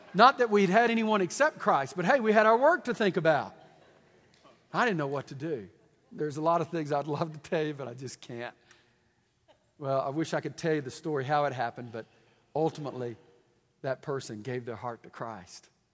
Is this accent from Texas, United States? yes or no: yes; Deep East Texas, United States; I'm from Deep East Texas